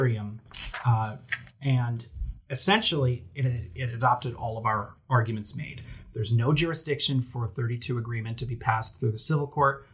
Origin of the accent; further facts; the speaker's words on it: New Jersey, United States; accent: Jersey; my Jersey accent